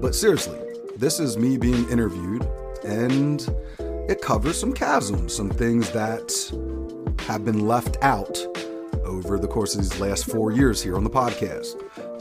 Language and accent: English; outside of Philadelphia, Pennsylvania, United States; we grew up outside of Philadelphia